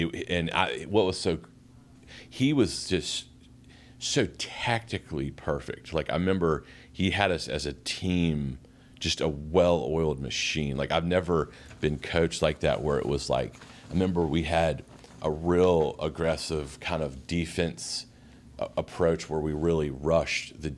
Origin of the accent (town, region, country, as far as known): Greensboro, North Carolina, United States; born or raised there